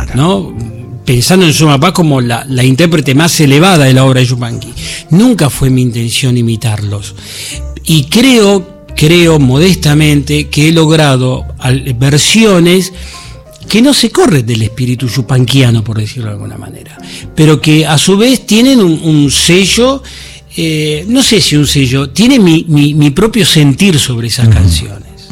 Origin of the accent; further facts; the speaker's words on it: Buenos Aires, Argentina; dedicada a mi barrio de San Cristóbal